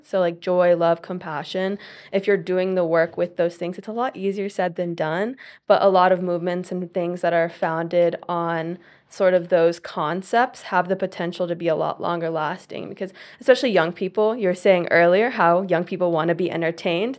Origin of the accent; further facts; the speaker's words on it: Tennessee, United States; I'm from Tennessee, and I'm currently in my third year of university